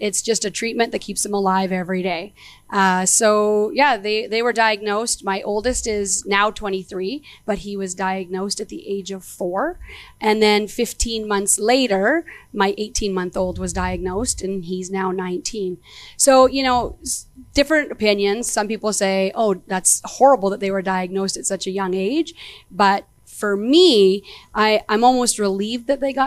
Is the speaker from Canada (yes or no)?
yes; Edmonton, Alberta, Canada; I'm from Edmonton, so born and raised here.